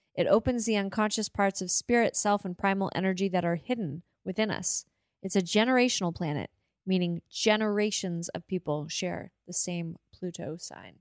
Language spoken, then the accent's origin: English; Montague, Prince Edward Island, Canada; I was born in Montague, Prince Edward Island